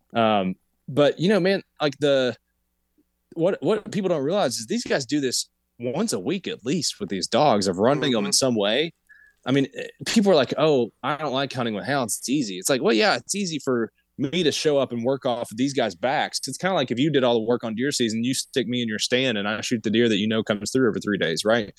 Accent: Appalachia, United States; I'm from Appalachia. I'm in Appalachia right now

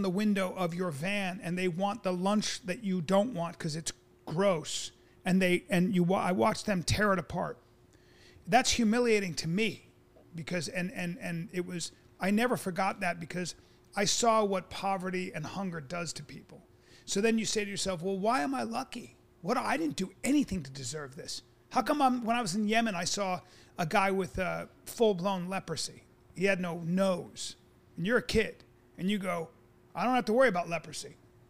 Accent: Philippines; born there; also born or lived in India / Pakistan / Greece / Saudi Arabia; So I was born in the Philippines. I lived in India. I lived in Pakistan. I lived in Greece. I lived in Saudi Arabia.

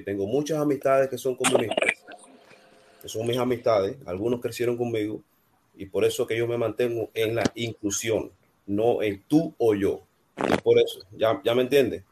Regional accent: Cuba; moved away as an adult; now in United States; yo sí soy de Cuba, yo estudié en Cuba, me hice ingeniero de Cuba, vine aquí a, Estados Unidos

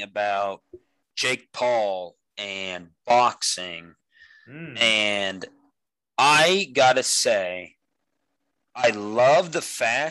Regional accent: Monett, Missouri, United States

